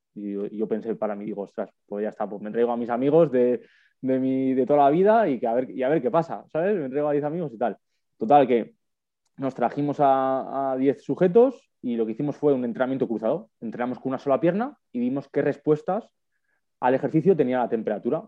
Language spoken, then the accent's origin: Spanish; Madrid, Community of Madrid, Spain; also born or lived in Huesca; yo soy de Madrid, yo no soy de allí de Tarragona